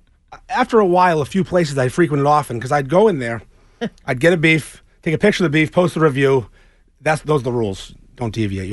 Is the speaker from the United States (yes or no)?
yes; Peabody, Massachusetts, United States; I grew up in Peabody.